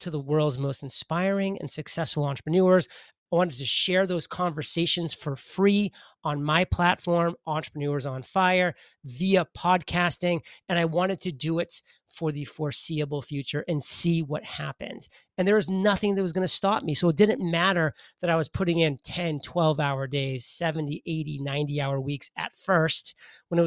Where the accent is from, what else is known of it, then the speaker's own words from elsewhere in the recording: Maine, United States; I'm a boy from Maine, grew up in the state of Maine.